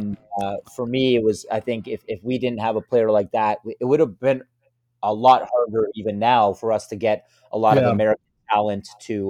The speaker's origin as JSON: {"language": "English", "country": "Canada", "said": "I kind of would shy away a little bit from being Canadian, and because I felt like, okay, maybe Canadian sports aren't as good as the U.S."}